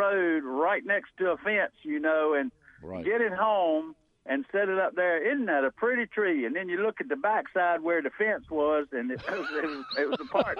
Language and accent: English; Granville County, North Carolina, United States; and I'm from Granville County. You know, we had just plain old pine trees that managed to grow between red clay and rocks and all that.